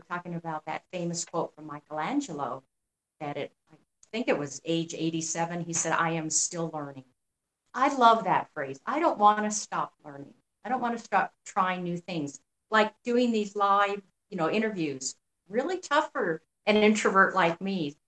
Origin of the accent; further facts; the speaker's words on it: New Mexico, United States; I grew up in New Mexico